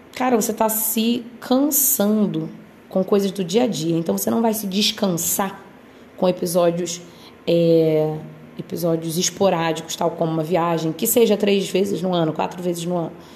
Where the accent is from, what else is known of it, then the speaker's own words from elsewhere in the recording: Brazil; a gente ser brasileiro